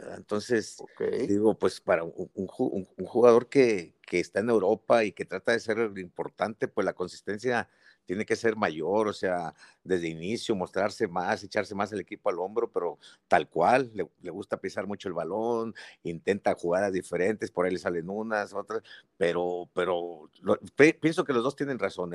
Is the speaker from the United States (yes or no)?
no; Mexico; Yo soy mexicano, mucho orgullo